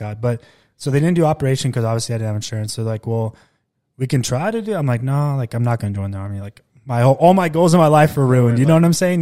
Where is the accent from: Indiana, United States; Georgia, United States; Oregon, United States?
Oregon, United States; Klamath Falls; moved away as an adult; also born or lived in Bakersfield, California; I was born in Bakersfield, but we grew up in southern Oregon